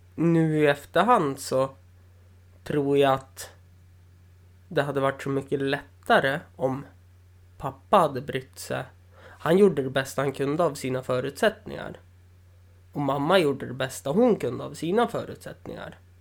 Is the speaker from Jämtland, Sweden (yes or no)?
yes; Östersund, Jämtland, Sweden; also born or lived in Umeå; jag är från Östersund